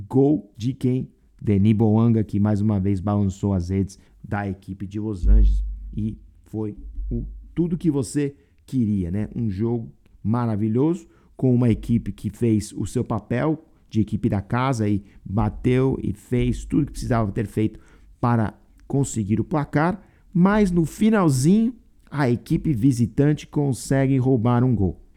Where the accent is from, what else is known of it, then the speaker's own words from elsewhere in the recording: Brazil; now in United States; como brasileiro